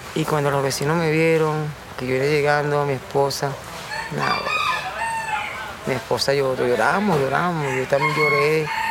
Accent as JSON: {"language": "Spanish", "country": "Venezuela", "said": "somos venezolanos los dos"}